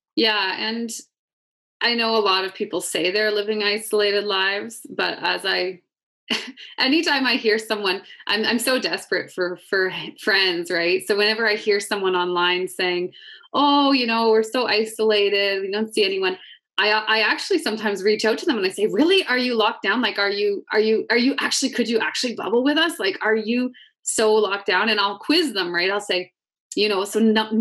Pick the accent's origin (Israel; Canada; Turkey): Canada; Alberta; I'm born and raised in Alberta.